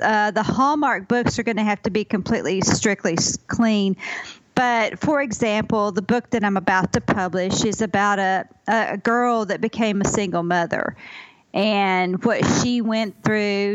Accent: Ozark Mountains, Arkansas, United States; also born or lived in California; I grew up in the Ozark Mountains in Arkansas

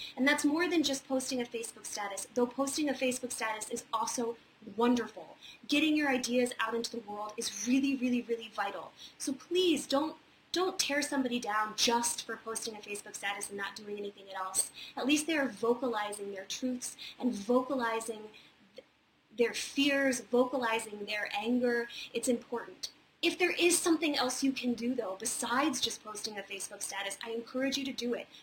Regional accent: Charlottesville, Virginia, United States; moved away; also born or lived in Wintergreen, Virginia; I'm actually from a little town about 35 minutes away called Wintergreen, Virginia, and I spent most of my uh, childhood and young adulthood in Charlottesville

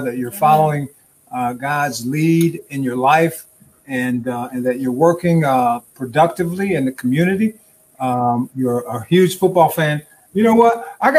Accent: Detroit, Michigan, United States; English is a second language; also born or lived in Cuba / Miami; Came from Cuba. We came from Cuba. I was 5 or 6 years old. I don't remember. Grew up in Southwest Detroit. Did not speak one word of English

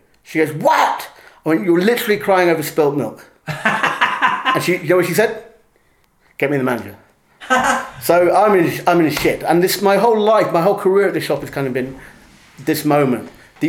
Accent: England, United Kingdom; And I think we as English people have this mental image of Californians.

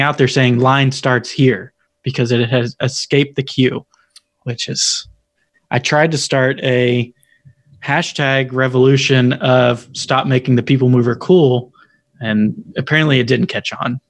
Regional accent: Tennessee, United States; accent: country; I'm from Tennessee

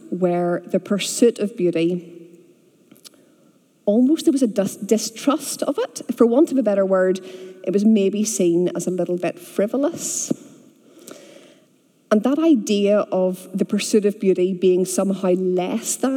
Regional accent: Bangor, Northern Ireland, United Kingdom; moved away as an adult; also born or lived in Aberdeen, Scotland / Texas; I grew up here, I grew up in Bangor, and in the late 1990s, I went to Scotland for university

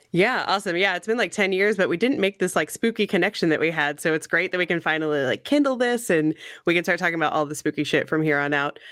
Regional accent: Missouri, United States; moved away as an adult; now in Corpus Christi, United States; so I grew up in the Midwest. I'm from Missouri originally.

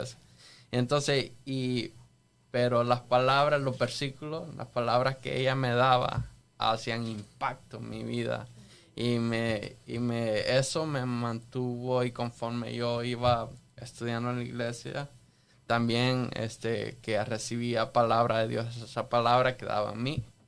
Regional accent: El Salvador; yo nací en El Salvador, me crié en El Salvador

